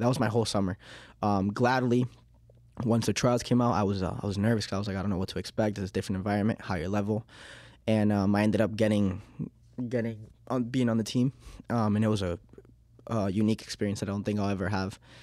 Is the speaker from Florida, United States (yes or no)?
yes; Miami, Florida, United States; accent: Miami; English is a second language; also born or lived in Uruguay; now in Leominster, United States; I was born in Uruguay in nineteen ninety-eight, um, and in two thousand and two, when I was, like, three years old, um, I think it was three, yeah, three years old, um, we, uh, we moved to Miami, Florida